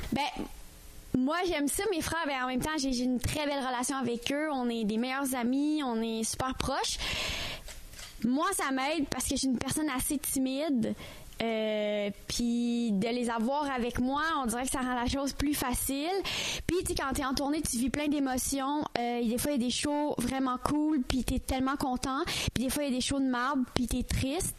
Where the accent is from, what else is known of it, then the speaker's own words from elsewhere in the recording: Ontario, Canada; moved away as an adult; now in Montreal, Canada; je suis ontarienne, mais maintenant, je suis québécoise, puis c'est ça que je suis